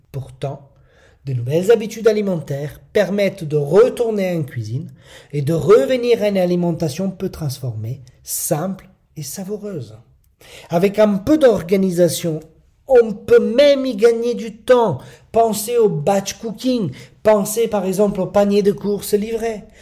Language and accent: French; Italy; French is a second language; moved away as an adult; je suis italien. Je ne suis né en Italie et j'ai vécu mes 19 premières années là-bas.